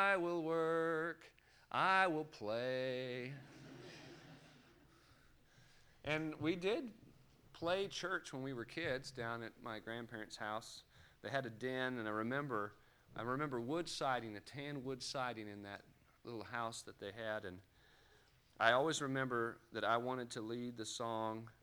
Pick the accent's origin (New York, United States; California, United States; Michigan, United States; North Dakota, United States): California, United States; Los Angeles; When I was growing up in Los Angeles County